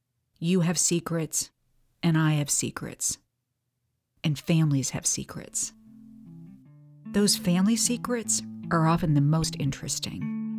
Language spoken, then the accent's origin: English; St. Louis, Missouri, United States; my hometown, St. Louis.